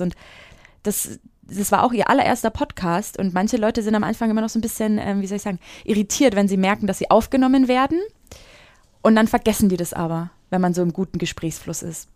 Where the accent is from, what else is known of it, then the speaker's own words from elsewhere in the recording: Franconia, Bavaria, Germany; ich komme aus Franken. Ich komme nicht aus Bayern.